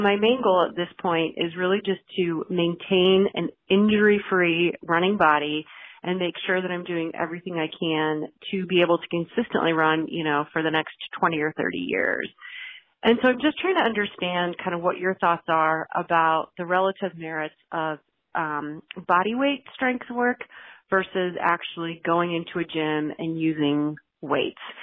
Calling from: Chicago, Illinois, United States; I'm calling from Chicago

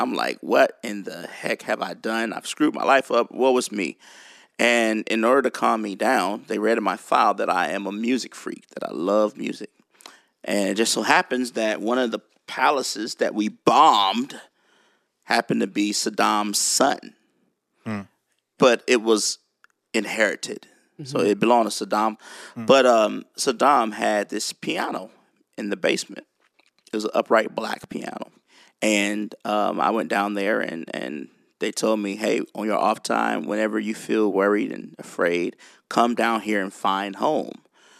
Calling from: Nashville, Tennessee, United States; all the way in Tennessee, Nashville, Tennessee.

